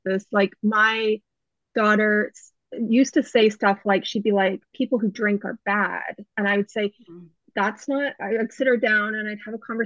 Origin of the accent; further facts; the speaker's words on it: Canada; moved away as an adult; now in United States; we were in Canada waiting to immigrate. And then COVID hit. So we're Canadian